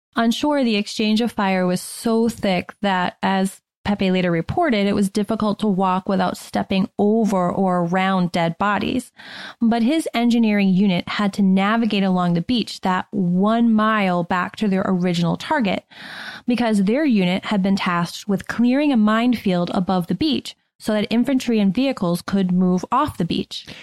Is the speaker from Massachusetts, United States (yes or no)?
yes; Shrewsbury, Massachusetts, United States; I grew up in Shrewsbury, Massachusetts